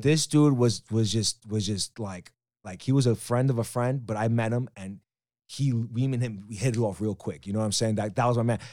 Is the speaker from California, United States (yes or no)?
no; New York City, New York, United States; also born or lived in Las Vegas; I am born and raised in Queens, especially Jackson Heights